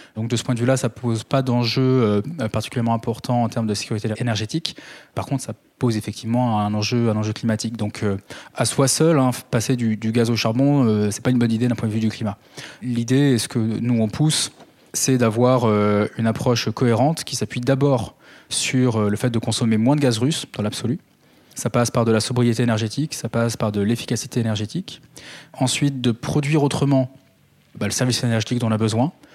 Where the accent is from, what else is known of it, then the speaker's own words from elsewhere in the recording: Calvados, Normandy, France; chez moi dans le Calvados